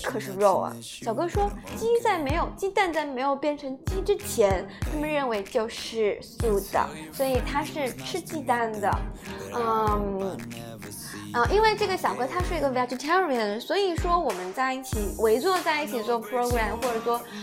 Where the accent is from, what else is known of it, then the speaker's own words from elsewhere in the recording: China; 我们中国人